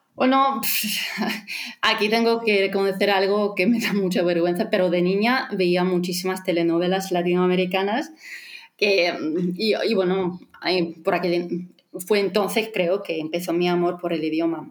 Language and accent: Spanish; Latvia; first language Russian; Spanish is a second language; soy de Letonia, y, pero mi ah, lengua materna es el ruso